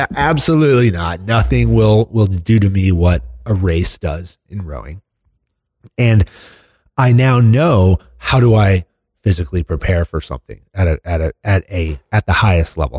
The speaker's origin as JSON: {"language": "English", "country": "United States", "tie": "born or raised there", "said": "fortunate enough to grow up in this country"}